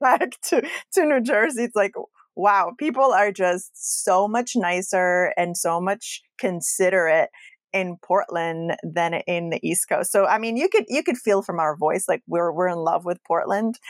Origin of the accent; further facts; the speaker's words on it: Casablanca, Casablanca-Settat, Morocco; moved away; I grew up in Morocco.